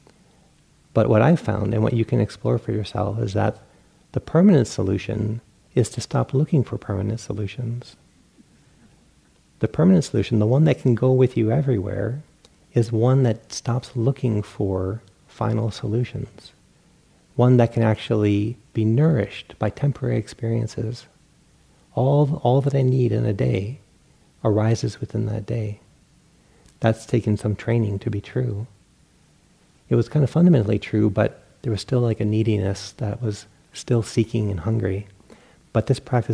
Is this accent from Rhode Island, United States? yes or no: yes; Rhode Island, United States; I grew up in Rhode Island, and we have this huge internal bay.